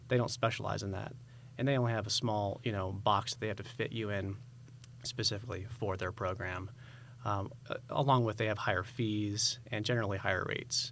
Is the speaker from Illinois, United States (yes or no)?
no; San Diego, California, United States; moved away as an adult; now in Idaho, United States; So originally, I'm from California. We moved here in twenty twenty, uh, from San Diego.